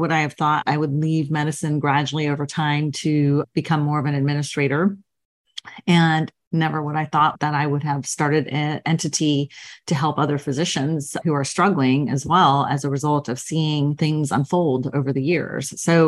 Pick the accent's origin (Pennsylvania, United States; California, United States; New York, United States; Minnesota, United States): New York, United States; Queens; I grew up all over the United States. I was born in Queens, New York. So kind of from your original neck of the woods and moved all over, like I said, the States with my family.